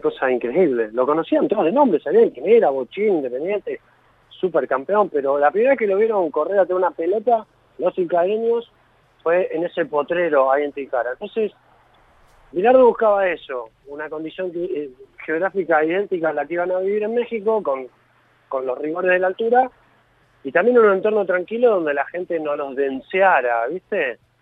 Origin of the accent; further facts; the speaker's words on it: Villa Gesell, Buenos Aires Province, Argentina; soy de Gessel